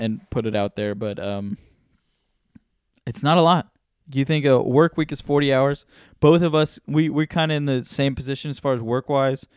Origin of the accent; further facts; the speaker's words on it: United States; being born here in America.